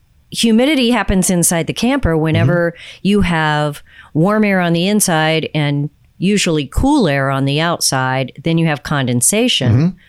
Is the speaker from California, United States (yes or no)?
no; Houston, Texas, United States; first language English; I grew up in Houston